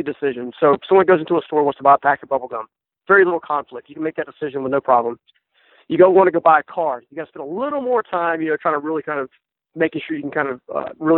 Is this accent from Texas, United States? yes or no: no; Raleigh, North Carolina, United States; born and raised in Raleigh, North Carolina, or the suburbs around it